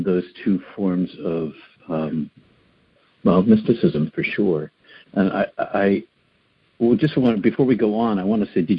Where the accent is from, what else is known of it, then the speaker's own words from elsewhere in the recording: outside of Boston, Metro West, Massachusetts, United States; now in Maine, United States; I live on the coast of Maine now, but I grew up outside of Boston, Metro West, as it's called now, about 20 miles out the Mass Pike, and went to Catholic high school, grew up in this small city, it was kind of a blue-collar factory town